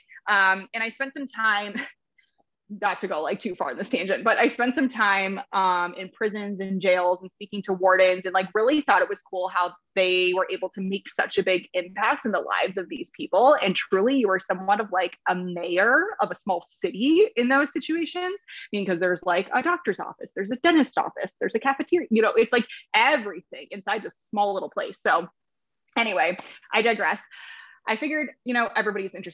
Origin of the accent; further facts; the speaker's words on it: Minnesota, United States; I'm actually from Minnesota. So I grew up in Minnesota